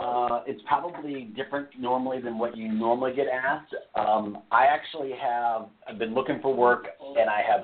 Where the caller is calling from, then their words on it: Las Vegas, Nevada, United States; I'm in Las Vegas.